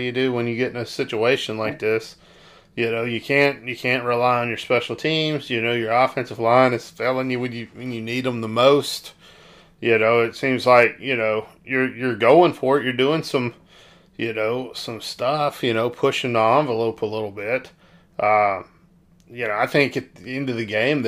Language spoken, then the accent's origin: English; South Arkansas, United States; I'm from South Arkansas